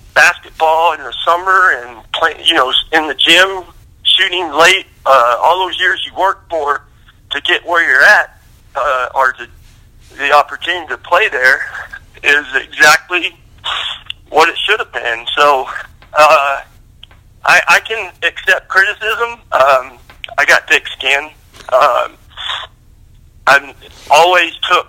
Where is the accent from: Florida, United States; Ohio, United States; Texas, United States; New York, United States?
Texas, United States; Lubbock; I grew up in Lubbock, Texas